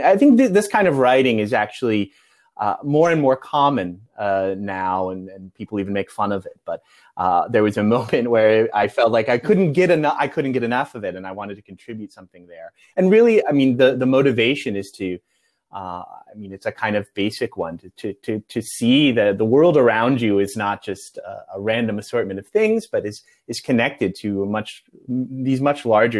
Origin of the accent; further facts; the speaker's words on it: Midwest, United States; I grew up in the Midwest, and it often felt a little provincial.